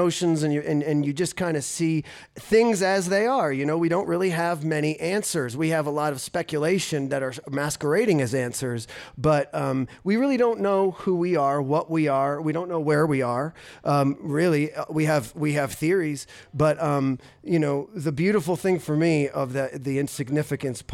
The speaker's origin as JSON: {"language": "English", "region": "New Jersey", "country": "United States", "tie": "born or raised there", "moved": "yes", "lives_now": "Ogden, United States", "said": "me and this guy right here, we grew up together in North Jersey"}